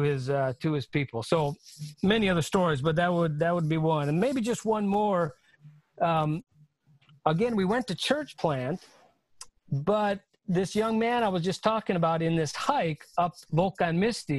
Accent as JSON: {"language": "English", "country": "United States", "said": "the chance that I've had as an American male for formal education"}